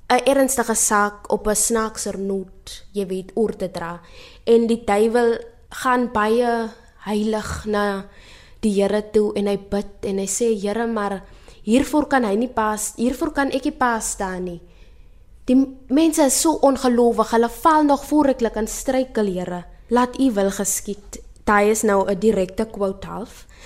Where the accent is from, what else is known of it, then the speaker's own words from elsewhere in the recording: Steinkopf, Northern Cape, South Africa; moved away as an adult; also born or lived in Stellenbosch; Ek is oorspronklik van Steenkof in Namakwaland